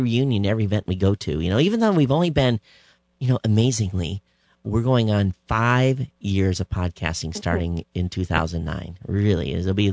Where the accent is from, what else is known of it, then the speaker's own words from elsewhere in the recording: Michigan, United States; moved away as an adult; now in Hawaii, United States; I grew up in Michigan.